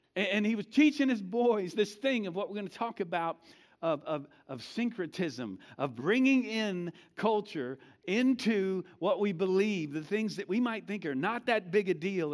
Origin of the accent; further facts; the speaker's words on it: United States; we are, most of us, not all of us, are American, born and raised Americans, and we are American Christians